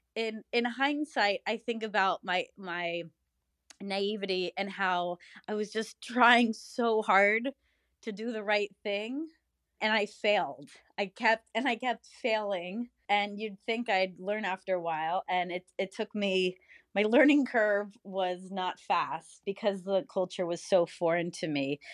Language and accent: English; United States; as an American